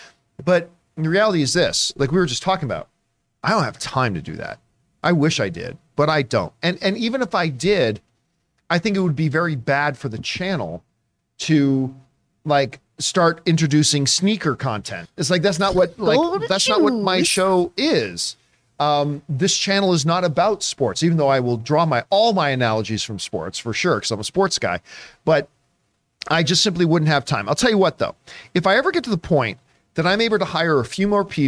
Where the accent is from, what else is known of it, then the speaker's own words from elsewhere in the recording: Canada; And I felt terrible that as a Canadian, that I was so late to the party.